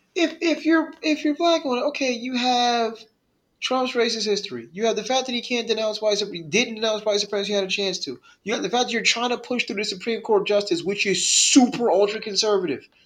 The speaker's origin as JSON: {"language": "English", "region": "Northeast", "country": "United States", "said": "I'm from the Northeast"}